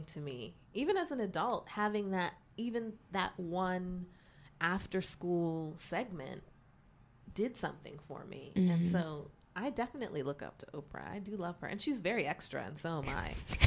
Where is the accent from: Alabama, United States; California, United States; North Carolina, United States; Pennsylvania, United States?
Pennsylvania, United States; Pittsburgh; moved away as an adult; now in New York, United States; growing up in Pittsburgh, there wasn't a lot